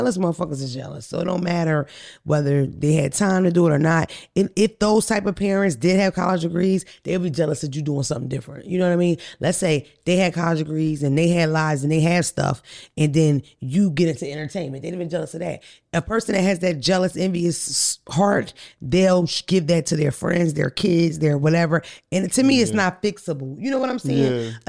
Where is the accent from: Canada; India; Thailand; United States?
United States; Georgia; I have friends, but I'm from Clayton County, Georgia.